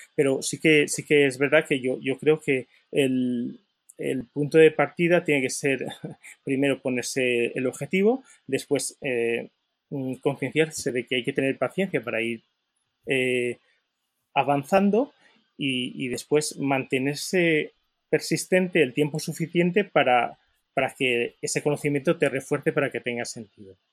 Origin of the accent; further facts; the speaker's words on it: Valencia, Valencian Community, Spain; soy de Valencia